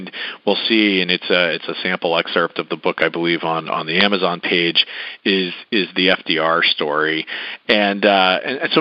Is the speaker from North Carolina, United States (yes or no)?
yes; North Carolina, United States; I grew up in North Carolina